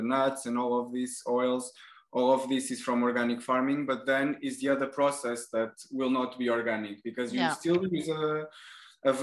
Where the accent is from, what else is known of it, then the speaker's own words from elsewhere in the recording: Portugal; now in France; where I come from Portugal